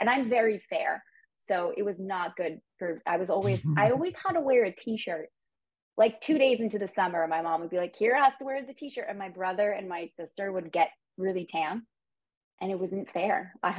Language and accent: English; Rhode Island, United States; moved away as an adult; also born or lived in Boston / New York City; I was born and raised in Rhode Island. I wanted to say in a small town of Rhode Island, but Rhode Island is already such a small state.